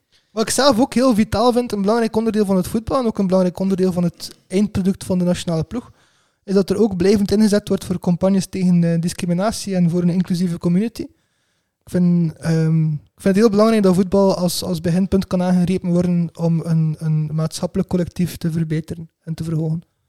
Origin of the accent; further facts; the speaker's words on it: Belgium; als Belg